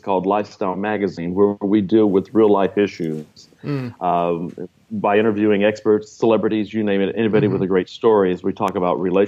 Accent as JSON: {"language": "English", "region": "Texas", "country": "United States", "tie": "born or raised there", "said": "I live in the Dallas area in Texas. Was actually born in Texas."}